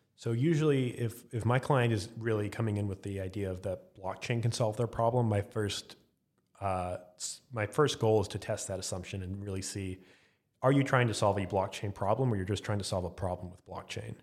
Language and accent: English; Arlington, Texas, United States; Arlington, Texas